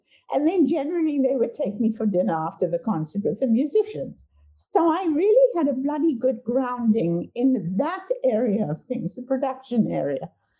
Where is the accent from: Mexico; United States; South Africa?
South Africa; moved away as an adult; also born or lived in Cape Town, South Africa; now in Vancouver, Canada; I grew up in South Africa